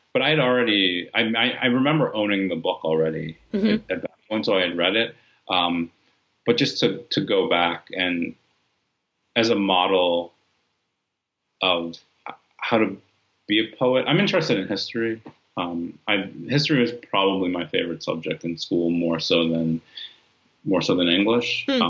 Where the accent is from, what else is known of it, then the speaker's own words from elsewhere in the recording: California, United States; also born or lived in New York; at that time, when I'm growing up in California and in upstate New York, not seeing many people who had the experience that I had